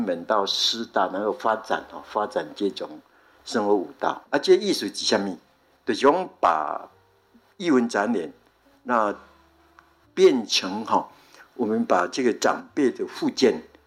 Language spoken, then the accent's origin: Chinese; Xingang, Chiayi County, Taiwan; 那新港其实是我们从，啊，峴港来的